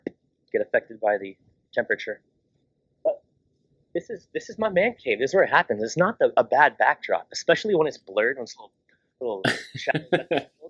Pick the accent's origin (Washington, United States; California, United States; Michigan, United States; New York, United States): California, United States; Long Beach; I grew up in Long Beach, California